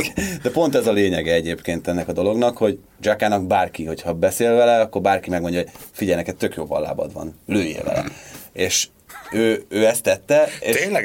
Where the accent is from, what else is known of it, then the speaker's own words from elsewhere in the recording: Hungary; magyarnak születtem